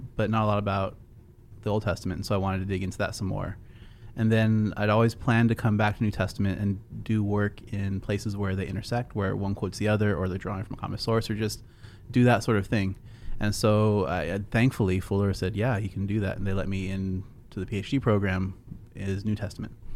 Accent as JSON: {"language": "English", "region": "California", "country": "United States", "tie": "born or raised there", "also_born_or_lived": "Seattle, Washington", "moved": "as an adult", "lives_now": "Texas, United States", "said": "I came from California. I was born on the West Coast, over in Seattle. I lived in California most of my life"}